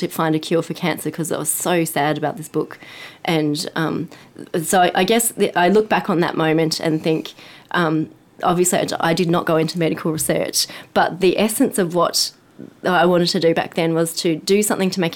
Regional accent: Sydney, New South Wales, Australia; moved away as an adult; also born or lived in Boston; I'm from Sydney.

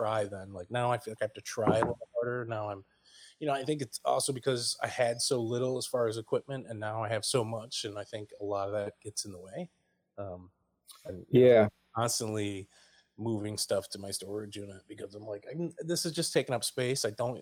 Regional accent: Oneida, New York, United States; moved away as an adult; also born or lived in Princeton, New Jersey / Ewing, New Jersey / Trenton, New Jersey; I'm from upstate New York, a town called Oneida near Syracuse

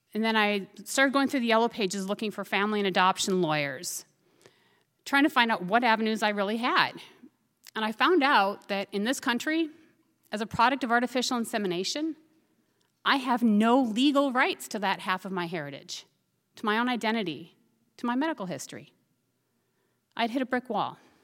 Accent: Minnesota, United States; moved away as an adult; also born or lived in Fairbanks, Alaska; Growing up in Minnesota, we'd go out egg and hunting on walks.

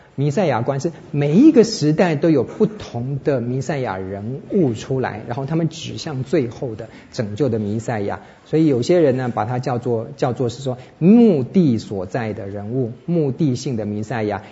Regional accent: Taiwan; 身为台湾人

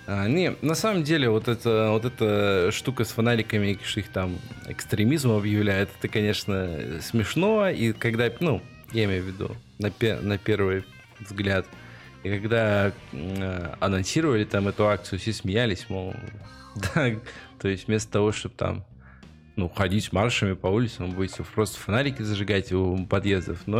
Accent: Maladzyechna, Minsk Region, Belarus; лыжню устро, устроили около моего родного города, короче, молодечной, тоже человек там под 20 задержали.

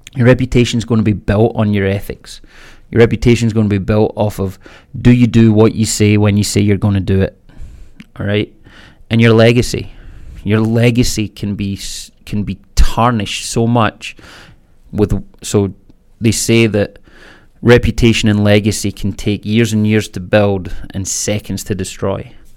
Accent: Scotland, United Kingdom; I was born in Scotland, raised Catholic

